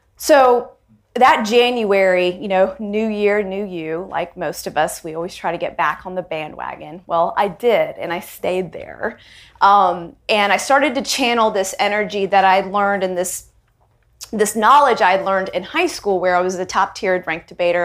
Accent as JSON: {"language": "English", "town": "Charlotte", "region": "North Carolina", "country": "United States", "tie": "born or raised there", "said": "an Indian girl living in the South, living in Charlotte, North Carolina, being one of the only Indian girls in my school"}